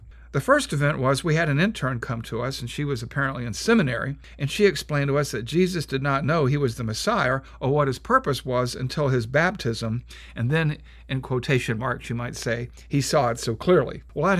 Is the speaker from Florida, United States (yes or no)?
no; Savannah, Georgia, United States; I grew up in the United Methodist Church at Wesley Monumental Methodist Church in Savannah, Georgia.